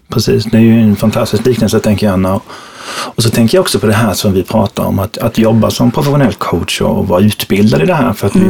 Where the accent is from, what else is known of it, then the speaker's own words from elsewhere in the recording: Småland, Sweden; accent: Småland dialect; now in Stockholm, Sweden; som det kanske låter på min dialekt så, så skiljer jag mig från Anna. För jag kommer ifrån Småland. Mm. Mm. Född och uppvuxen, numera bor jag i den stora huvudstaden